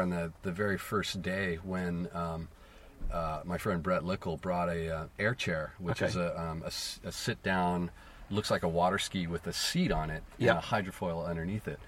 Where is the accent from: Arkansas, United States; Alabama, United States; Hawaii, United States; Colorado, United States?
Hawaii, United States; I was born in Hawaii and we lived not far from the beach when I was a very small kid